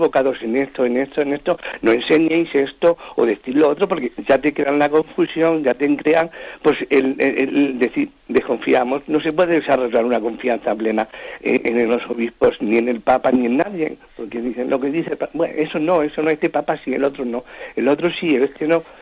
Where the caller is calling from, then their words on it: Madrid, Community of Madrid, Spain; Mire, soy … aquí de Madrid.